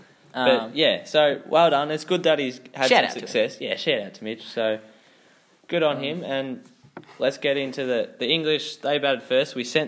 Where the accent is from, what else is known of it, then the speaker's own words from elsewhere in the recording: Australia; as an Australian fan